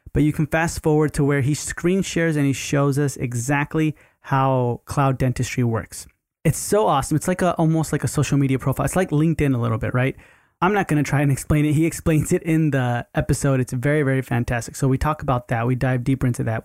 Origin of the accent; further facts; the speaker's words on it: Sugar Land, Texas, United States; also born or lived in Rosenberg, Texas; I was born in Rosenberg, so, but, like, Sugarland's where we grew up